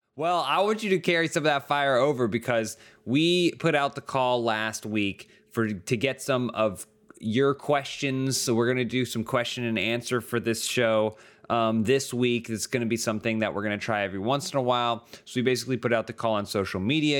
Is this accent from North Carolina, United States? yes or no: yes; Charlotte, North Carolina, United States; I grew up in the South. I grew up in Charlotte, North Carolina.